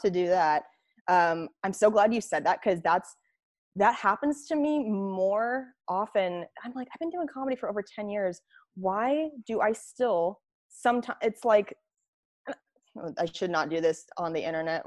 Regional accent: Spokane, Washington, United States; Spokane, my, my hometown

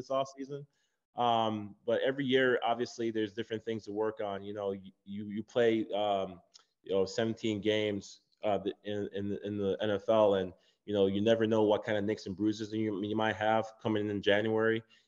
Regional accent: Jamaica; moved away; also born or lived in Chicago; I'm from Jamaica. Growing up in Jamaica, my mom came here

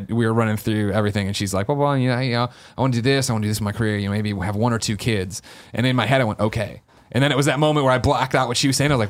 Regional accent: Chicago, Illinois, United States; you know, I grew up in Chicago, went to school in Missouri before I moved out here

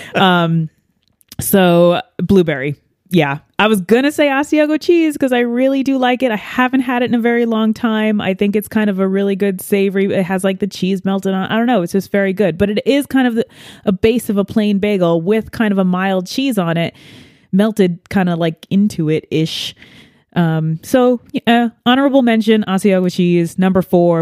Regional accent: New York, United States; being a New Yorker in, um, you know, the, the corn heartland

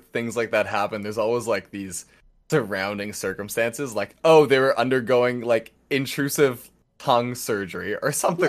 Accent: Canada; I'm Canadian.

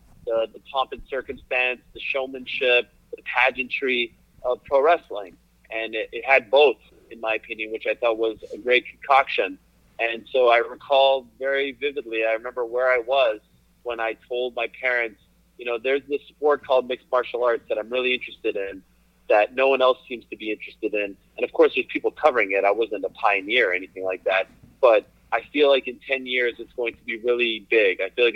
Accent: Montreal, Quebec, Canada; moved away as an adult; also born or lived in Syracuse; Growing up in Montreal, where I grew up

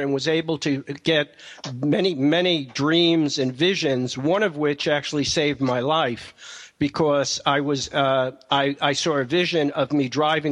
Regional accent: New York, United States; I'm from New York

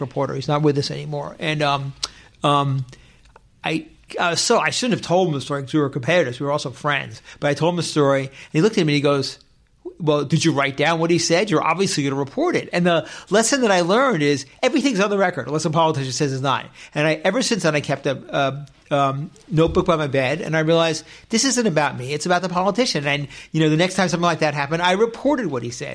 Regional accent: Westchester, New York, United States; moved away as an adult; now in Los Angeles, United States; I was born in New York City, but I grew up in Westchester.

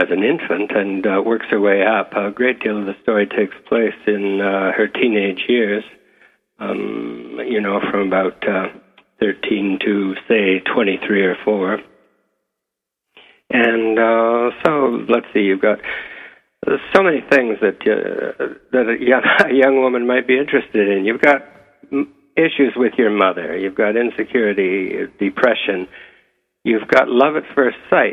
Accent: a small town north of Toronto, Ontario, Canada; I'm from Toronto originally, but I grew up in a small town north of here

